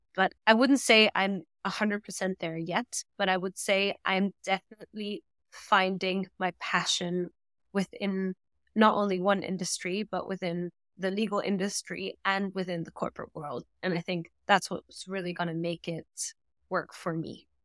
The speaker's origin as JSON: {"language": "English", "country": "Germany", "tie": "born or raised there", "also_born_or_lived": "London", "first_language": "German", "second_language": "English", "moved": "as an adult", "said": "we both grew up in Germany. Both our mother tongues are German and, well, I'm half Australian, so I grew up in an international environment."}